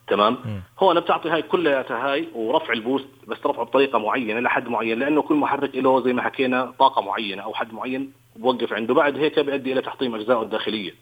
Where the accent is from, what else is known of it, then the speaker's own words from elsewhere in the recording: Jordan; عندنا بالأردن هون